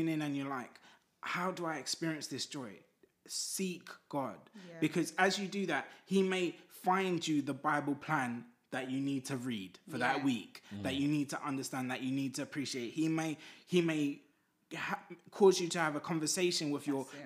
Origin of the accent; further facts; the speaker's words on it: Zimbabwe; I'm from Zimbabwe. The beat of an African drum, it just is in me.